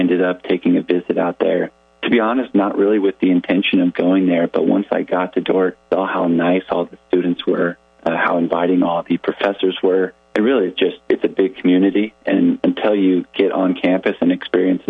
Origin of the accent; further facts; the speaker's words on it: Thornton, Colorado, United States; moved away as an adult; I grew up in a town called Thornton, Colorado, and that's about 10 miles north of downtown Denver